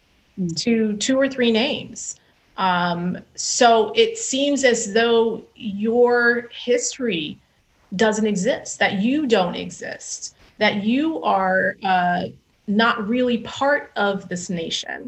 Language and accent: English; Chula Vista, California, United States; I grew up 3 miles in Chula Vista, 3 miles from the border